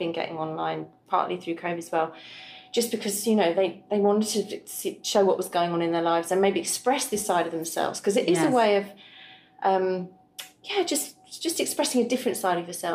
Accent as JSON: {"language": "English", "region": "London", "country": "United Kingdom", "accent": "BBC", "moved": "as an adult", "lives_now": "Tralee, Ireland", "said": "South London. Ironically, it's Croydon, but everyone thinks... Since I sound, I've got quite a BBC voice"}